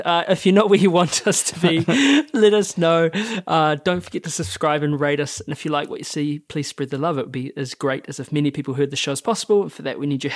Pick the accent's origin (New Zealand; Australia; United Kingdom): New Zealand; as a child growing up in New Zealand of that time